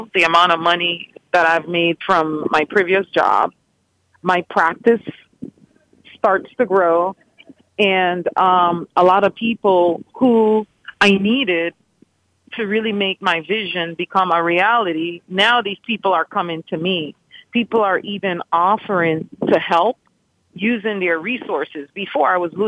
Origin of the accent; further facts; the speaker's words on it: New York area, United States; also born or lived in Dominican Republic / Honduras; I am from the New York area